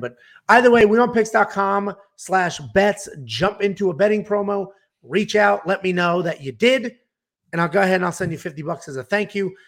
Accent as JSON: {"language": "English", "region": "Northeast", "country": "United States", "said": "we're both Italian from the Northeast"}